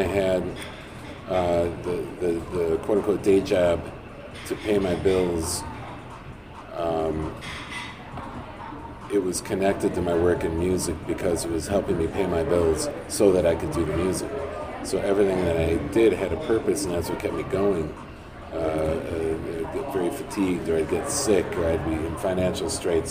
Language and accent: English; Chicago, Illinois, United States; also born or lived in Wisconsin / New Mexico; I did that being from Chicago, going to other places too. I lived in Wisconsin, I lived in New Mexico. In both places, I'm from Chicago